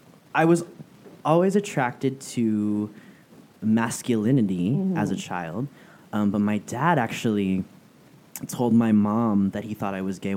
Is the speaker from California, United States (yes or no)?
yes; San Francisco, California, United States; moved away as an adult; now in Southern California, United States; I'm originally from San Francisco, and it wasn't until I moved to Southern California. Because I moved down here in 2006, it was originally for school.